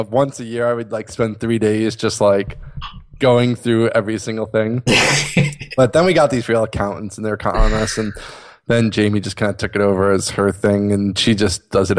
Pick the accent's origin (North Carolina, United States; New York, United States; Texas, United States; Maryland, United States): New York, United States; upstate; accent: upstate New York; from upstate New York with the upstate New York accent.